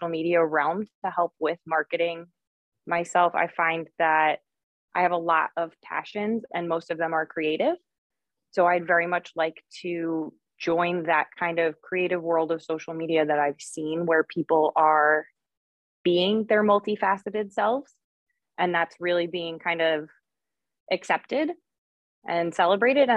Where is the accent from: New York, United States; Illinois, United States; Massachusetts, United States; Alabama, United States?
New York, United States; I'm from New York, as you had said before, living up in Rochester right now